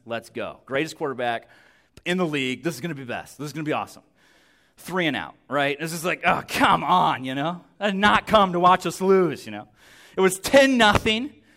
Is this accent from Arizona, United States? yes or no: yes; Yuma, Arizona, United States; I'm from Yuma, Arizona